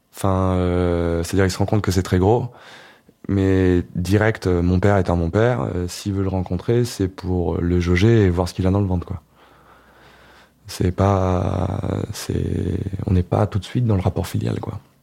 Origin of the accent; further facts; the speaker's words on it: Ardèche, Auvergne-Rhône-Alpes, France; moved away; dans mon bled en Ardèche